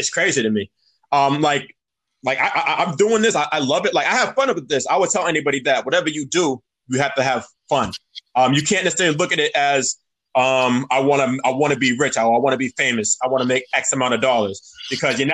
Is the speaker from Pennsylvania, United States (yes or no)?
no; Cambridge, Massachusetts, United States; we're from Cambridge